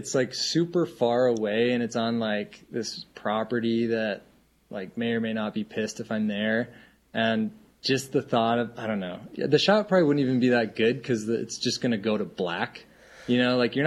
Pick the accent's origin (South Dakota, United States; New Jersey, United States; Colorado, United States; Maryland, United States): South Dakota, United States; Rapid City; moved away as an adult; now in Montana, United States; I grew up in South Dakota. I live in Montana.